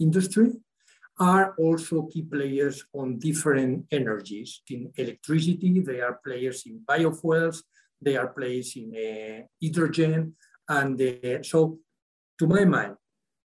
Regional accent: San Sebastian, Basque Country, Spain; also born or lived in La Rioja; I was born in San Sebastian, which is the core of the Basque country

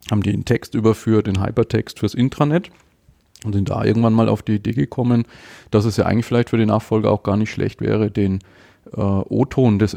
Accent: Nuremberg, Bavaria, Germany; Ich komme aus Nürnberg, bin 44 und verheiratet, ein Kind

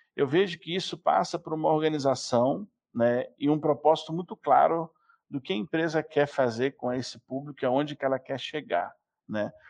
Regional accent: Rio de Janeiro, Brazil; now in São Paulo, Brazil; Eu sou um carioca que mora em São Paulo

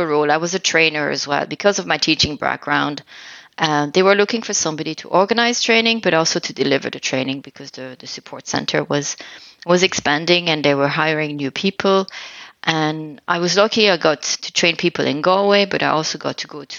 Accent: Alsace, Grand Est, France; English is a second language; moved away as an adult; also born or lived in Cork, Ireland; now in Ireland; I'm originally from France. I am from the northeast of France, the region called Alsace

